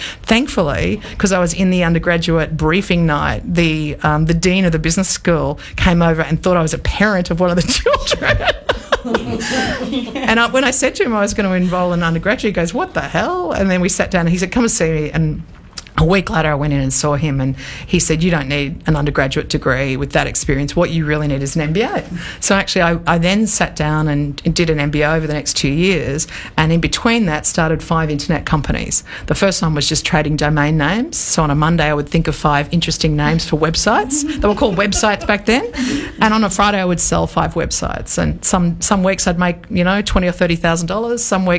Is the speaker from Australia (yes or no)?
yes; Australia; also born or lived in New York; So I came home to Australia. I'd been living in New York for the best part